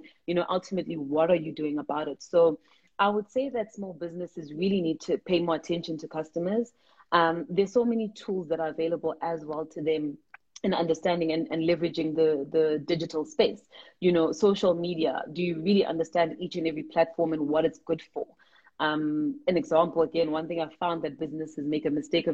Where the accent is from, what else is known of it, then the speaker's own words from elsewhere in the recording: South Africa; we're proudly South African, we're proudly African